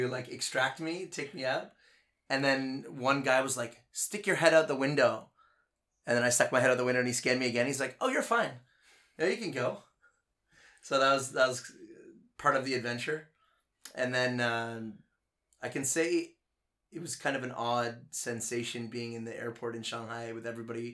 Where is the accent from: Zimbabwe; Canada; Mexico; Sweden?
Canada; Charlottetown, Prince Edward Island; moved away as an adult; also born or lived in New York / Toronto; now in Ningbo, China; I'm from Charlottetown, Prince Edward Island, Canada